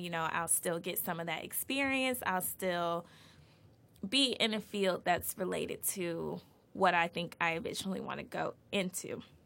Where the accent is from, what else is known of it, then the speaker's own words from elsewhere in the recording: Atlanta, Georgia, United States; moved away as an adult; now in Boston, United States; I was born and raised in Atlanta, Georgia